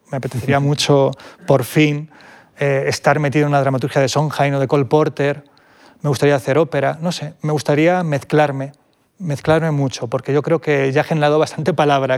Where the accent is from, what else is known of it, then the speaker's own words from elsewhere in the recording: Vilches, Andalusia, Spain; a un pueblo minero de Jaén, a mi pueblo, Vilches.